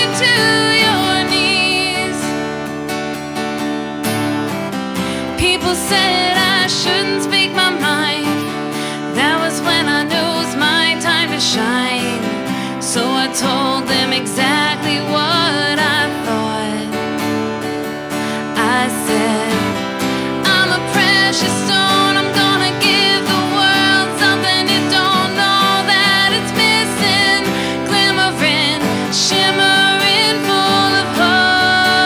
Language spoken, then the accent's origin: English; Lafayette, United States; I am from Lafayette